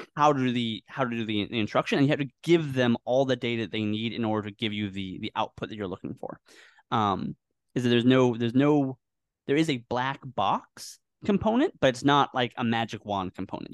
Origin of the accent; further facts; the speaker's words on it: Northwest of the USA, Pacific Northwest, United States; moved away as an adult; also born or lived in Washington; now in Philippines; I was born in the Northwest of the U S